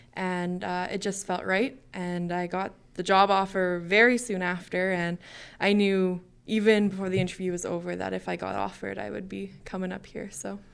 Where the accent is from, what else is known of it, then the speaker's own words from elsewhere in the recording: Millet, Alberta, Canada; moved away as an adult; now in Glendon, Canada; I grew up in Millet, Alberta